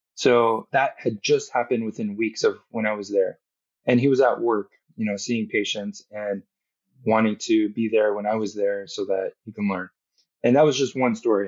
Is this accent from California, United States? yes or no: yes; Southern California, United States; I grew up in Southern California